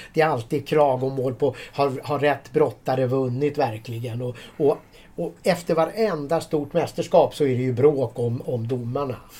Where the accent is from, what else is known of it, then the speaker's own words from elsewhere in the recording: Sweden; vi här hemma i Sverige